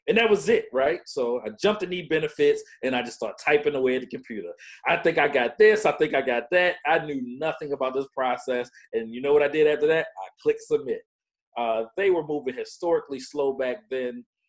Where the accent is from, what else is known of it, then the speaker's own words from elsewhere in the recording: Baltimore, Maryland, United States; I was uh, born and raised in Baltimore, Maryland